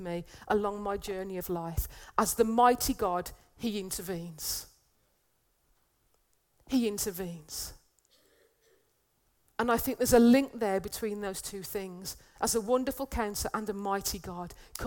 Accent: United Kingdom; as a British person

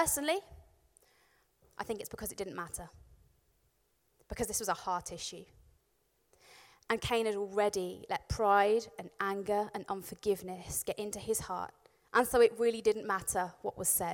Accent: Warwickshire, West Midlands, United Kingdom; I grew up in Warwickshire, and I lived in a village

